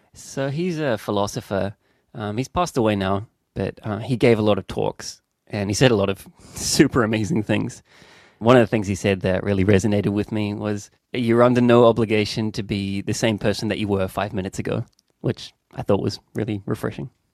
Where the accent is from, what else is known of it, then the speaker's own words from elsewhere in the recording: Auckland, New Zealand; moved away as an adult; also born or lived in London, United Kingdom / Spain; ki konei, ki Tamaki Makaurau, in a place called Te Haukapua, also known as Devonport